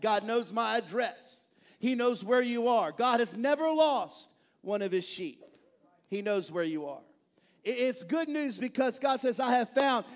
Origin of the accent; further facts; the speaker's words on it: East Texas, United States; now in Bel Air, United States; I'm from East Texas